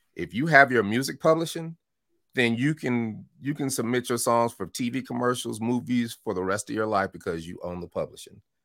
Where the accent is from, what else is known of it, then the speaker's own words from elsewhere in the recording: Denver, Colorado, United States; moved away; also born or lived in Chicago / Oakland / Atlanta; I was born in Chicago and I moved to Denver at four years old